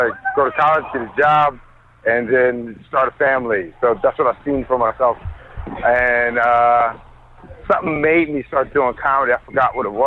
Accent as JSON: {"language": "English", "town": "Philadelphia", "region": "Pennsylvania", "country": "United States", "moved": "yes", "lives_now": "Brooklyn, United States", "said": "I'm originally from Philly"}